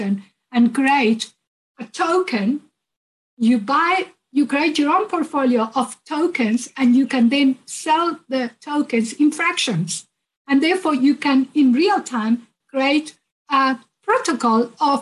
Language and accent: English; Uruguay; I'm originally from Uruguay.